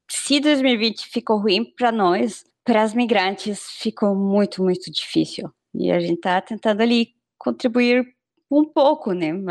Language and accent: Portuguese; Peru; Portuguese is a second language; Até por conta, né, de eu sou peruano, então a gente também se comunica bem com, com os migrantes